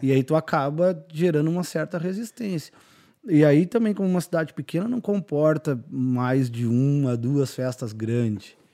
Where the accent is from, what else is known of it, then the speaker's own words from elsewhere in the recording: Bagé, Rio Grande do Sul, Brazil; moved away as an adult; also born or lived in Santa Catarina; saí de Bagé, fui pra. Morei em Santa Catarina